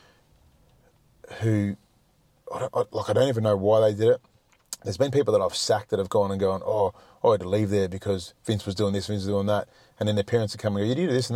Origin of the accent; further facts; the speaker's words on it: Melbourne, Victoria, Australia; moved away as an adult; I was brought up in Melbourne